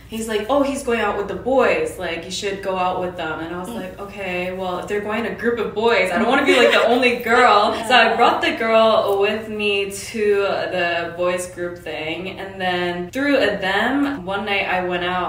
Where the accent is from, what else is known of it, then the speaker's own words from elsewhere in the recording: Canada; moved away as an adult; also born or lived in Korea; now in South Korea; I was born in Korea as well, but I moved to Canada in grade two in Korea. And then I've been in Canada ever since.